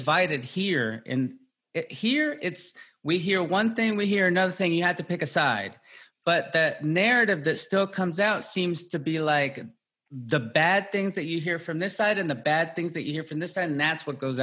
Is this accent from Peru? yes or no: yes; Peru; now in United States; I'm from Peru